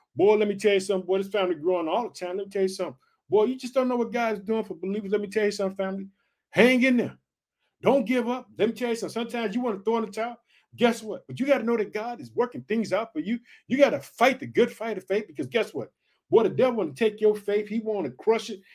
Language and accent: English; Illinois, United States; the state of Illinois, which is my home state